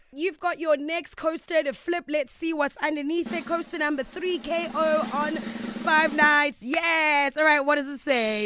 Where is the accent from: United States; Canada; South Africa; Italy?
South Africa; English is a second language; growing up in South Africa, at the end of the day, English is not my mother tongue